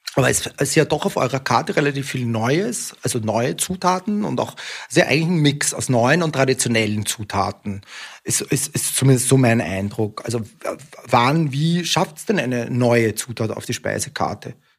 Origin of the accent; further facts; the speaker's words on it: Austria; now in Germany; ich komme aus einem Land, aus Österreich ursprünglich